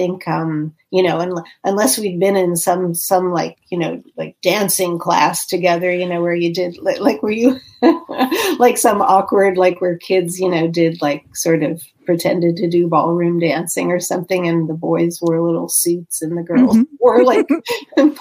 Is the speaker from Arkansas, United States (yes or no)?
no; Pittsburgh, Pennsylvania, United States; I grew up in Pittsburgh